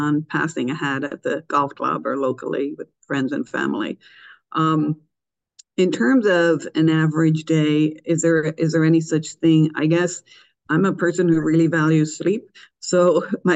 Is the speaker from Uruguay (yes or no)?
no; Dublin, Leinster, Ireland; moved away as an adult; also born or lived in New York City; now in United States; I'm actually from Dublin, Ireland. So I'm an immigrant to the U.S. I moved here after graduating from University College of Dublin in 1994 to New York City from Dublin